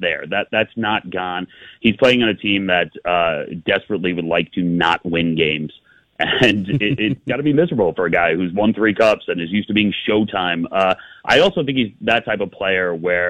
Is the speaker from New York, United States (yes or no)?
yes; New York, United States; I grew up in New York. I still live in New York now.